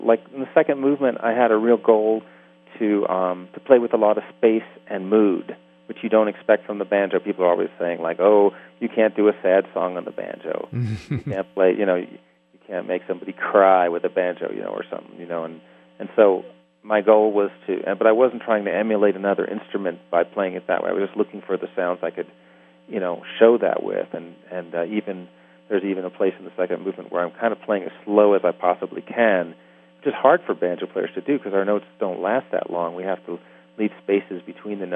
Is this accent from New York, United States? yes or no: yes; New York City, New York, United States; I'm from New York City